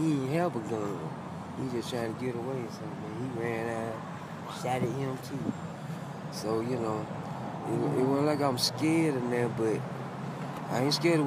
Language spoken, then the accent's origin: English; Atlanta, Georgia, United States; I'm from Atlanta